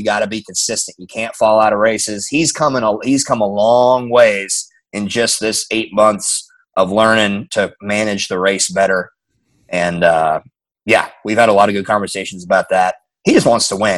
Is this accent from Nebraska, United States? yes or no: yes; Omaha, Nebraska, United States; moved away; I grew up in Omaha, Nebraska.